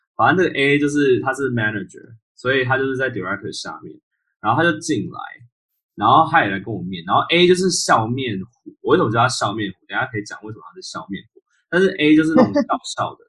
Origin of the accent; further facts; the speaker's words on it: Taiwan; now in United States; 我是一个台湾人